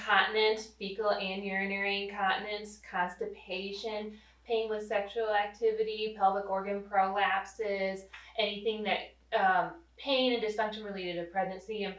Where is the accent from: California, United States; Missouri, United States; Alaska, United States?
Missouri, United States; Rolla; also born or lived in St. Louis; I grew up in Rolla, so I'm a hometown girl